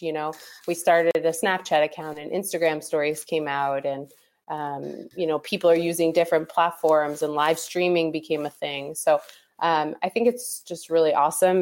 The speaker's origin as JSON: {"language": "English", "town": "Pittsburgh", "region": "Pennsylvania", "country": "United States", "tie": "born or raised there", "said": "I grew up in Pittsburgh"}